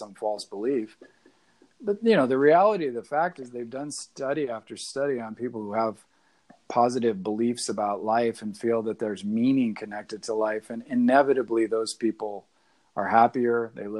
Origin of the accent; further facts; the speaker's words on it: the Northwest, Pacific Northwest, United States; I'm from the Northwest